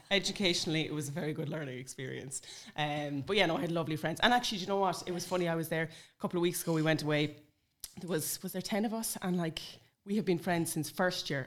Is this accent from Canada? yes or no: no; Sligo, Connacht, Ireland; moved away; I'm from Sligo originally